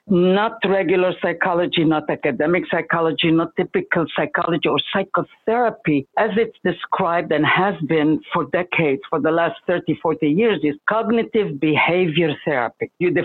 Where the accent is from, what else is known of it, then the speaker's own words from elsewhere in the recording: Egypt; I come originally from Egypt. My father believed in being the wandering Jew, so we kept changing countries from place to place to place, but very Jewish.